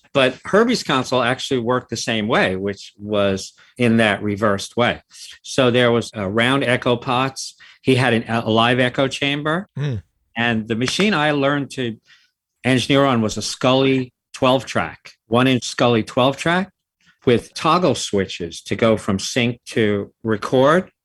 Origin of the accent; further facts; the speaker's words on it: New York City, New York, United States; also born or lived in California; I'm from the city. I've lived in the city almost my whole life. I grew up in the Bronx